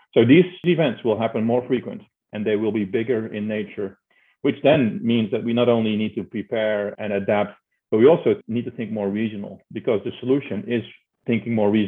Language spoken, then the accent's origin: English; Netherlands; accent: Dutch; moved away as an adult; I'm Dutch, as you can tell by my name and hear by my accent. So growing up in the Netherlands